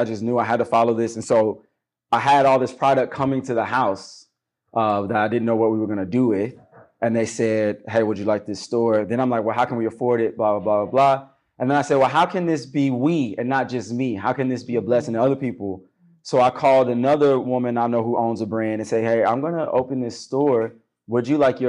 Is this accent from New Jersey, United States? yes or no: no; Chicago, Illinois, United States; growing up on the South Side of Chicago